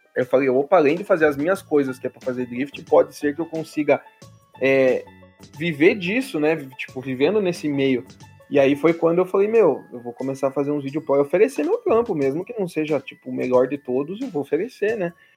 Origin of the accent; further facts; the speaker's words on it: Curitiba, Paraná, Brazil; eu que sou do Paraná, né? De Curitiba